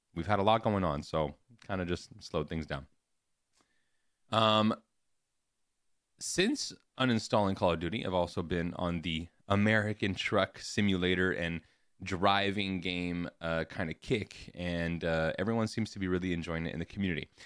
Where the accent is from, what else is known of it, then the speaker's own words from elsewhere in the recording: Canada; as a Canadian